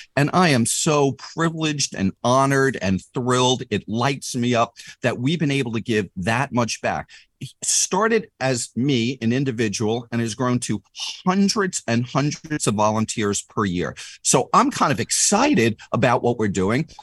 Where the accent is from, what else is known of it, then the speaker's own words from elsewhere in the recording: New York, United States; moved away as an adult; now in California, United States; I'm from New York originally, if my attitude or my accent didn't, didn't already, uh, uh, uh, spoil that.